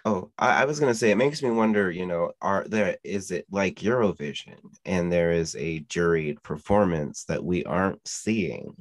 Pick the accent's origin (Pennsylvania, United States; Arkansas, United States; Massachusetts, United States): Pennsylvania, United States; we're from Pennsylvania